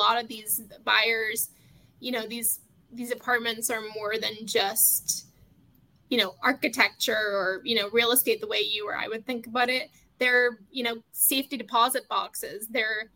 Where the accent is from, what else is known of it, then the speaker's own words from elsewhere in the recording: United Kingdom; now in United States; being from the UK myself